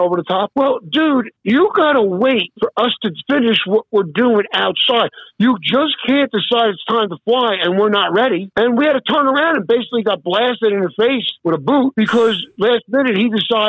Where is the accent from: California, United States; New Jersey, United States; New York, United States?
New Jersey, United States; I came from fucking North New Jersey